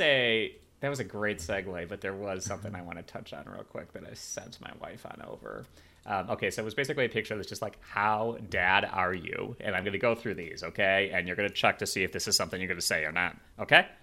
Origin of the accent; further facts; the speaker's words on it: Chicago, Illinois, United States; moved away; my hometown of Chicago